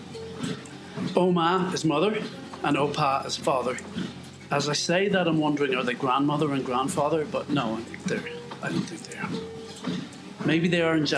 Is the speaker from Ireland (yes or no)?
yes; Ireland; As an Irishman